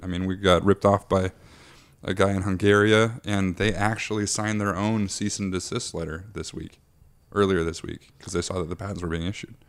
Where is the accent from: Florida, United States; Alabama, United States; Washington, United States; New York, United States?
Washington, United States; Aberdeen; I grew up in Aberdeen, Washington.